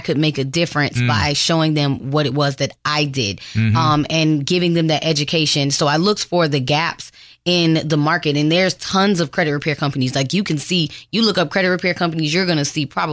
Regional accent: Florida, United States; also born or lived in Detroit, Michigan; I'm actually from Detroit, Michigan, but I was raised in Florida

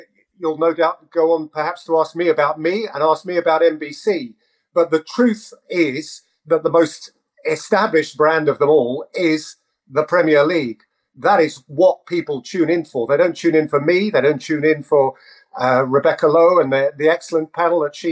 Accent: England, United Kingdom; we're so lucky as English folk to have the go-to league on our doorstep

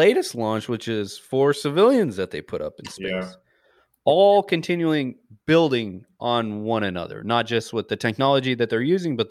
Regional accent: Montana, United States; I was a kid from Montana

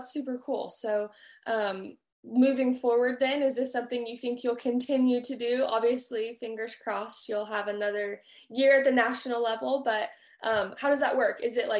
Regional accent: California, United States; now in Texas, United States; I'm from California originally, and then now I live in Texas

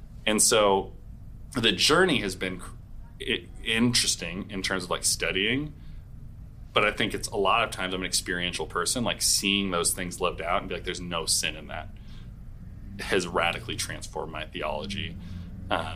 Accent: Portland, United States; moved away as an adult; now in St. Louis, United States; I grew up in Portland, like, a pretty progressive world

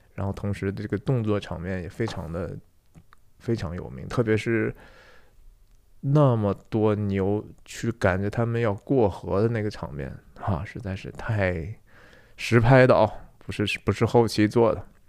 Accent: Taiyuan, Shanxi, China; 也是我们太原人

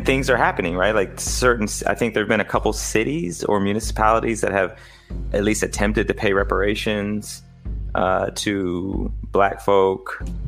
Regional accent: Indianapolis, Indiana, United States; I grew up in Indianapolis.

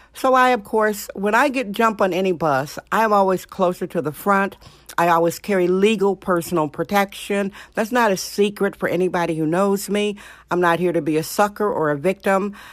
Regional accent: Wisconsin, United States; now in San Francisco, United States; Reminded me of my Wisconsin childhood. Yes, I'm from Wisconsin.

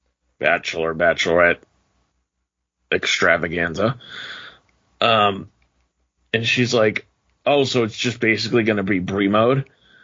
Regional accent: Boston, Massachusetts, United States; we're from Boston

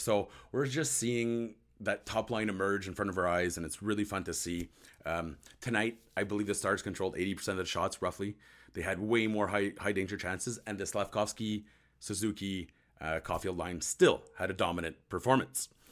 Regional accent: Ottawa, Ontario, Canada; I'm from Ottawa.

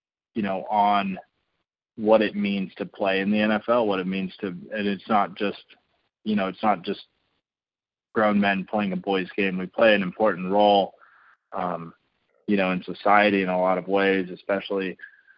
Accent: San Diego, California, United States; moved away as an adult; I grew up in San Diego, surrounded by the military.

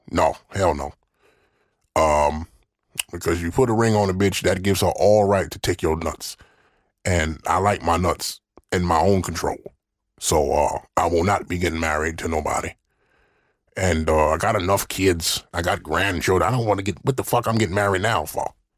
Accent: Mississippi, United States; I'm from the South

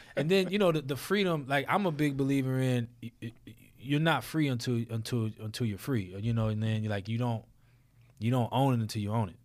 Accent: New Orleans, Louisiana, United States; I'm from New Orleans

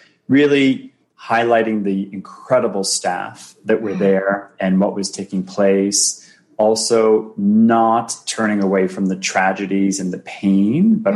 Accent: Boston, Massachusetts, United States; moved away as an adult; also born or lived in Ohio / New York City / Toronto; I grew up in Boston. That's my home city.

